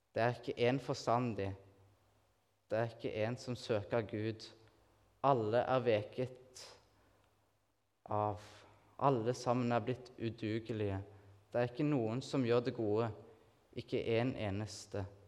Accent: Nærbø, Rogaland, Norway; moved away as an adult; now in Kristiansand, Norway; jeg kommer fra Nærbø, da, på Jæren.

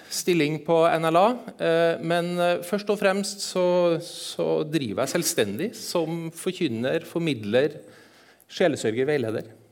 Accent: Eastern Norway, Norway; accent: Trøndersk; Så jeg, jeg er østlending. Snakker trøndersk, jeg er østlending, jeg er halvt sørlending.

